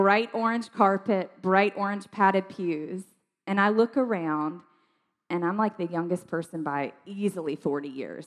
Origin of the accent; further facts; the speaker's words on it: South Georgia, United States; I grew up in South Georgia, like tiny, tiny town, South Georgia.